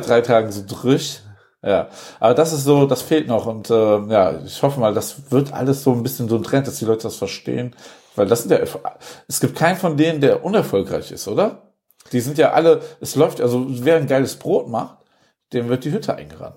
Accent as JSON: {"language": "German", "town": "Wuppertal", "region": "North Rhine-Westphalia", "country": "Germany", "tie": "born or raised there", "moved": "as an adult", "lives_now": "Cologne, Germany", "said": "In meiner Heimatstadt"}